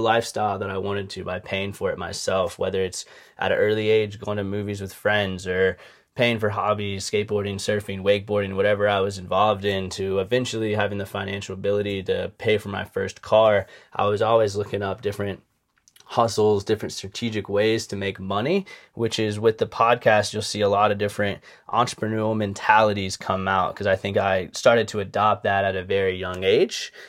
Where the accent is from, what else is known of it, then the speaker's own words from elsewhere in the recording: Charleston, South Carolina, United States; I grew up in Charleston, South Carolina, from two loving parents